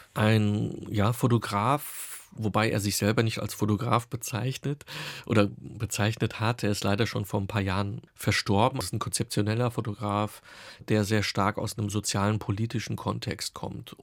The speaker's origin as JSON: {"language": "German", "town": "Offenbach am Main", "region": "Hesse", "country": "Germany", "tie": "born or raised there", "moved": "yes", "lives_now": "Berlin, Germany", "said": "So sind wir oder bin ich dann auch nach meinen beiden Schwestern in Offenbach geboren und auch groß geworden"}